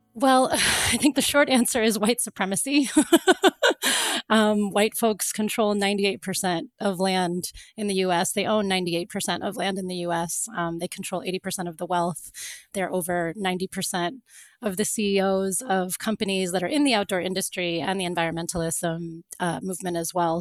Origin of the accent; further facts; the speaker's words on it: Florida, United States; also born or lived in Cape Town; I grew up in Florida